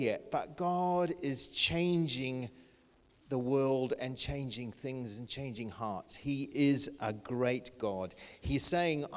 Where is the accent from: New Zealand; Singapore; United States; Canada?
New Zealand; moved away as an adult; also born or lived in Bangladesh; now in United Kingdom; I grew up in New Zealand, very small, rural little school